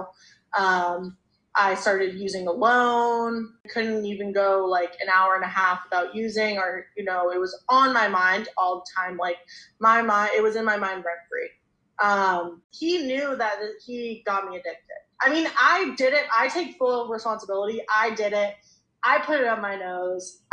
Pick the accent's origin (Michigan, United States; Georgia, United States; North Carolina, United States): North Carolina, United States; Charlotte; I grew up in Charlotte, North Carolina